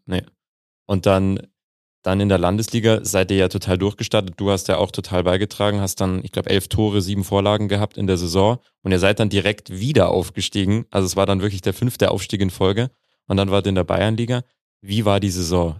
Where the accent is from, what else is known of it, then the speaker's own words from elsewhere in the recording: Mühldorf, Bavaria, Germany; ich komme aus der Nähe von Mühldorf